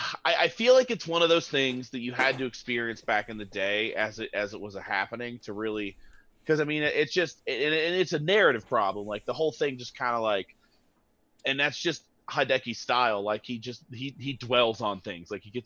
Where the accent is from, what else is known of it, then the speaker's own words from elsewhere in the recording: United States; I want big robot action, and maybe it's just because I'm an American.